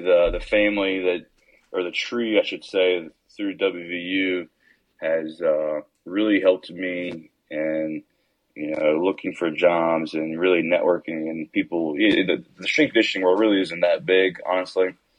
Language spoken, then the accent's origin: English; West Virginia, United States; I'm originally from Norfolk, West Virginia, same place Avery grew up